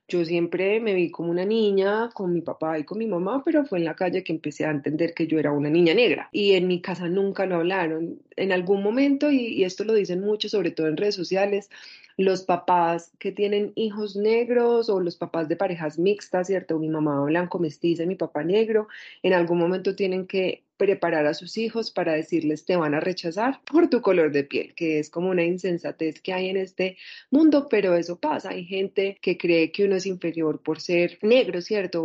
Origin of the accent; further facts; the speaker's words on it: Medellín, Antioquia, Colombia; also born or lived in Spain; soy una mujer eh, nacida en Medellín, casi toda mi vida me crié en Medellín, crecí en Medellín